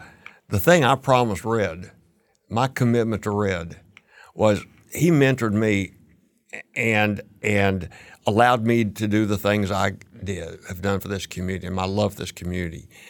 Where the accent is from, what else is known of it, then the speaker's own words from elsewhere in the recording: Fort Worth, Texas, United States; moved away as an adult; now in San Antonio, United States; I moved to San Antonio in nineteen sixty-nine, and I grew up in Fort Worth.